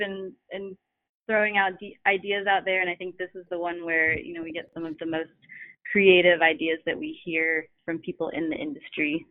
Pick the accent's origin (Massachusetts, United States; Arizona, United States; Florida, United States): Florida, United States; Fort Pierce; moved away; my hometown of Fort Pierce, Florida